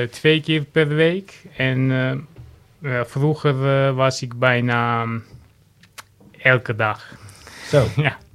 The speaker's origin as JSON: {"language": "Dutch", "country": "Armenia", "second_language": "Dutch", "moved": "yes", "lives_now": "Heemstede, Netherlands", "said": "Ik, heb Armeense afkomst."}